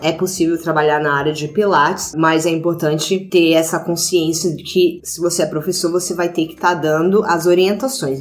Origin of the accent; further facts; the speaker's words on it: Brazil; moved away as an adult; fazia dois anos que eu não ia pro Brasil e tava já homesick